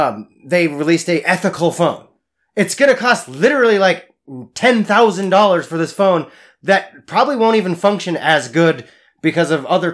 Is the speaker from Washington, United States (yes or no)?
yes; Spokane, Washington, United States; moved away; Well, I grew up in Spokane